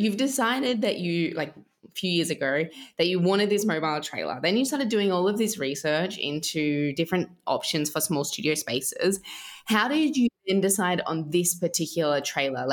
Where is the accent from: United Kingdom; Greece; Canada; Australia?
Australia; I'm Australian